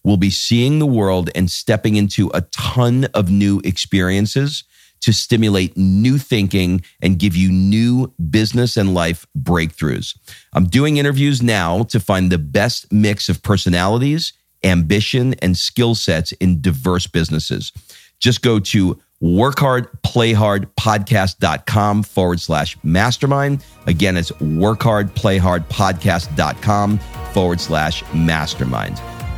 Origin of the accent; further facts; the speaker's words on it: New York City, New York, United States; moved away as an adult; also born or lived in Brooklyn; now in Atlanta, United States; I was born in Brooklyn. Oh, really? I grew up in Queens.